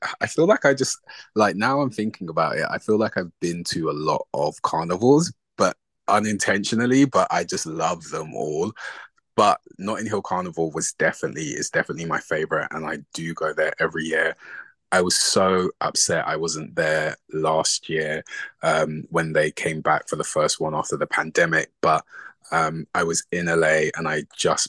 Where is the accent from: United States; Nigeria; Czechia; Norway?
Nigeria; obviously being from like from an African household and being Nigerian.